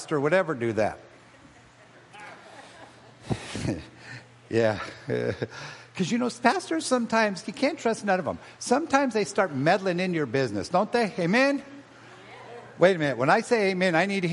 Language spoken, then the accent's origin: English; Long Beach, California, United States; now in Costa Mesa, United States; I was raised in Long Beach on the west side